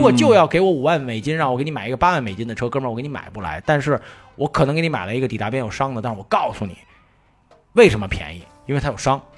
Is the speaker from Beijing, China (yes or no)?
yes; Beijing, China; 以前咱们小时候在北京